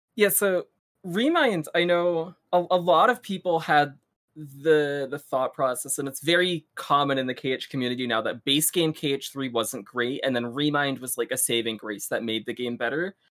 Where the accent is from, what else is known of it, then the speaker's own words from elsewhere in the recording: South Brunswick, New Jersey, United States; also born or lived in Rochester, New York; I'm from, uh, South Brunswick, New Jersey. Uh, I'm still living in the same house that I have grown up in since I was a kid